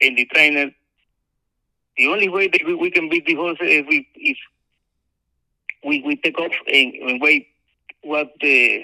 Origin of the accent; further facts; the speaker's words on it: Panama City, Panama; English is a second language; moved away as an adult; also born or lived in United States; now in Saudi Arabia; I started in my hometown, Panama City.